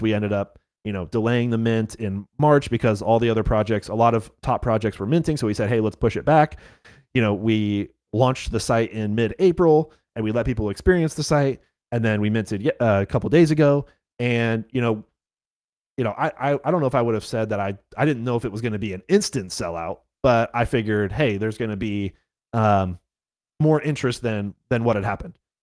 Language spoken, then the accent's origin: English; North Carolina, United States; yes, I am from North Carolina. I live in Raleigh